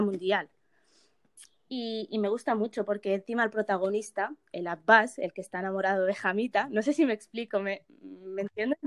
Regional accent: Morocco; now in Spain; yo soy de Marruecos

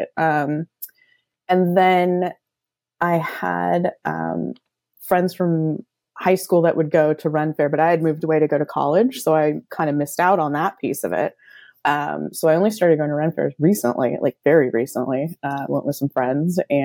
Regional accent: the Bay Area, California, United States; also born or lived in Central Coast, California; I grew up in the Bay Area, and I went to college on the Central Coast in California.

